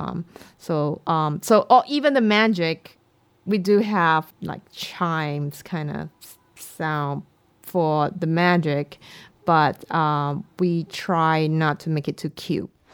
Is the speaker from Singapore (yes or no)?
yes; Singapore; I'm from Singapore